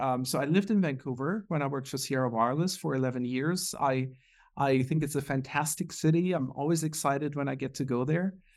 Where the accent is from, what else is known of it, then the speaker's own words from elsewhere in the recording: Germany; moved away as an adult; also born or lived in Munich, Germany / Houston, Texas; born and raised in Germany